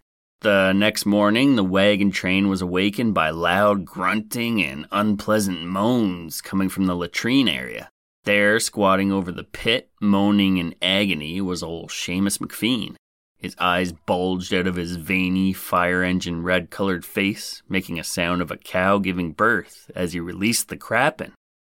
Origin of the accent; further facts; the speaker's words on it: Nebraska, United States; somewhere in my home state of Nebraska, the good life